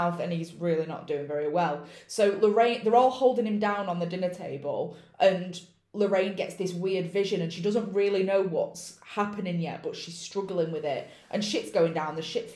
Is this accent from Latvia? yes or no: no; United Kingdom; I'm British and I pronounce it how I'd pronounce it